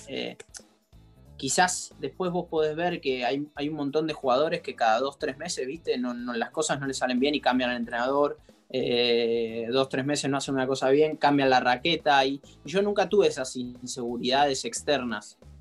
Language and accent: Spanish; Argentina; en el momento que yo era chico y siendo argentino